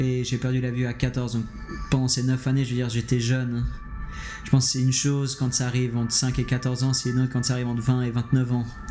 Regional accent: Geneva, Switzerland; je suis de Genève

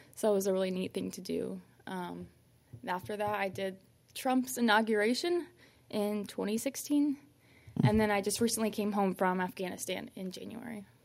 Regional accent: Fort Wayne, Indiana, United States; Fort Wayne, Indiana

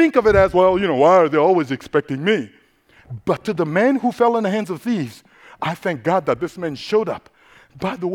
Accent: Central African Republic; first language Sango; English is a second language; moved away; I am originally from the Central African Republic, located in the heart of Africa.

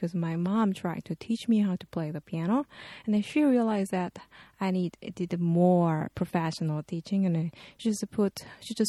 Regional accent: Seoul, South Korea; from Seoul, capital city of Korea.

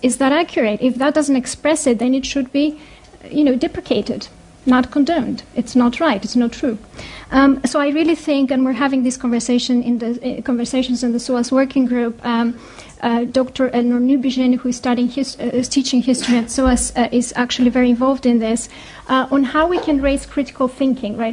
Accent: Greece; moved away as an adult; also born or lived in United States; now in United Kingdom; I was raised in Greece

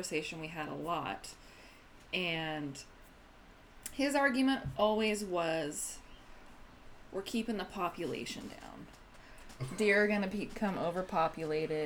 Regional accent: Eastern Oregon, United States; I grew up in Eastern Oregon

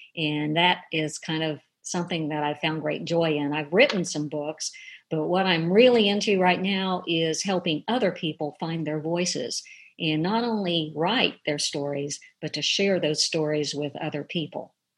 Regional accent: Dayton, Ohio, United States; also born or lived in Frenchburg, Kentucky; I was raised in Ohio, actually, but a lot of little Kentuckys were up there

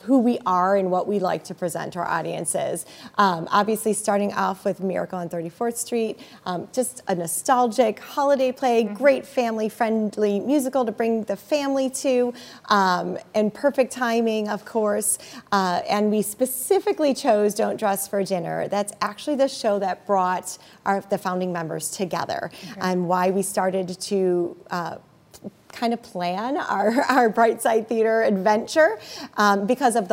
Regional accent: Naperville, Illinois, United States; Naperville, which is my hometown. I've lived here now almost 25 years.

